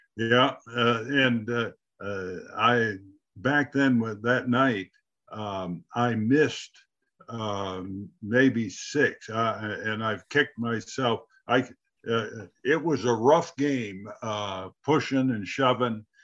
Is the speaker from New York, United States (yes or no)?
yes; Poland, New York, United States; I'm from Poland, New York